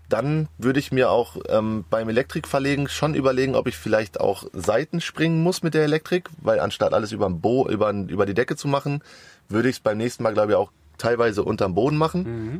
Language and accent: German; Sauerland, North Rhine-Westphalia, Germany; now in Hamburg, Germany; ich komme aus dem Wintergebiet, bin ich groß geworden. Ich komme aus dem Sauerland eigentlich